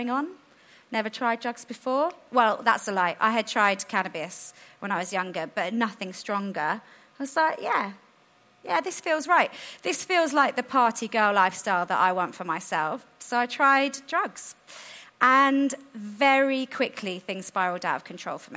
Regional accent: London, United Kingdom; Where I grew up in South London

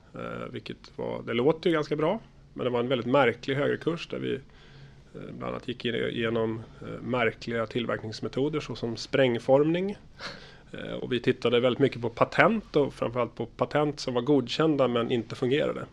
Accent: Stockholm, Stockholm County, Sweden; born or raised there; moved away as an adult; also born or lived in Karlstad, Sweden; now in Linköping, Sweden

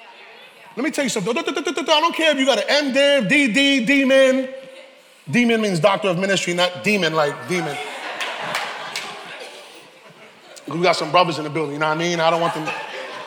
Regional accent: New York City, New York, United States; I'm from the South Boogie

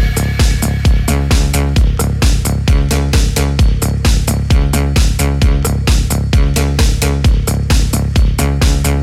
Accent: Southampton, South East England, United Kingdom; now in Australia; my hometown of Southampton

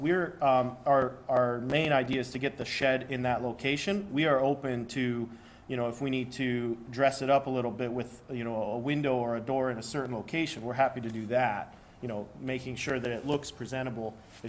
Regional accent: Granger, United States; I'm from Granger, and I know in Granger you have to keep 25 feet from a permanent structure to a permanent structure.

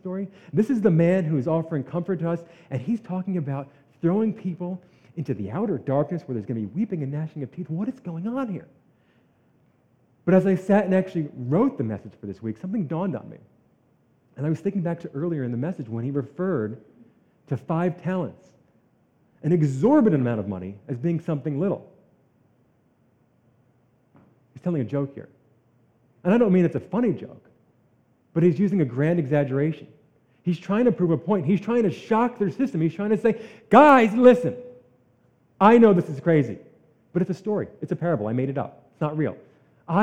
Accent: New Jersey, United States; I'm from New Jersey

